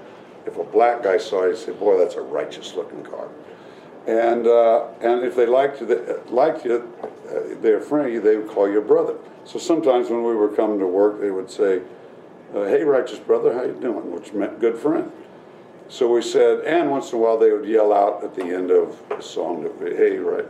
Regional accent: Orange County, California, United States; Bobby and I were raised in Orange County, California, and there was a Marine base there

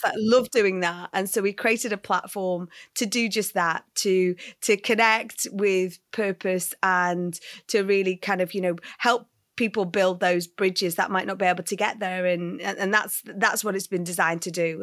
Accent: North West England, United Kingdom; also born or lived in Liverpool; I grew up in, yes, the north of England. Uh, I was, I lived in Liverpool, so quite a big city till I was four years old

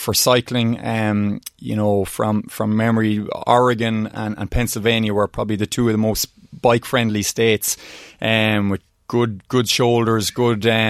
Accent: Oldcastle, Leinster, Ireland; growing up in Oldcastle, you know, Rory Galligan was a famous rally car driver and from the town.

